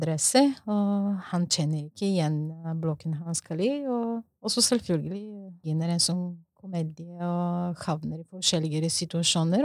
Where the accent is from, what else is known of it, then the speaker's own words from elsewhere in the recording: Bulgaria; Norwegian is a second language; now in Norway; Jeg er opprinnelig fra Bulgaria, og så jeg har vokst i en sosialistisk land